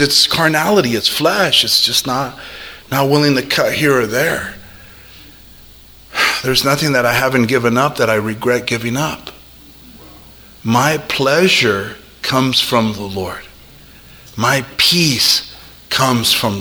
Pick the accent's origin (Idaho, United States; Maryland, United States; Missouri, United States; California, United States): California, United States; I'm a Californian through and through